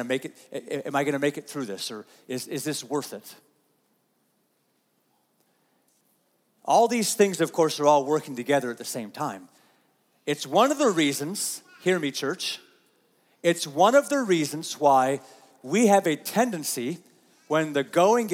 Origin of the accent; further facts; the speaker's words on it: United States; as American Christians